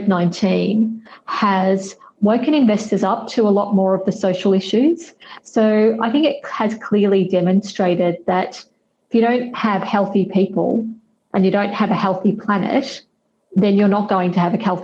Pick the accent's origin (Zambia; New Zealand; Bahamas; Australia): Australia; now in London, United Kingdom; So I live in the UK, I'm based in London, but I'm from Australia.